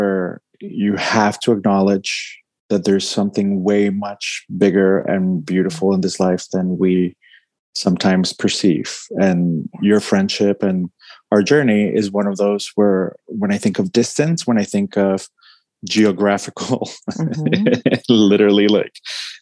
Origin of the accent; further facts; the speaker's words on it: Bogotá, Colombia; I'm from Bogota, Colombia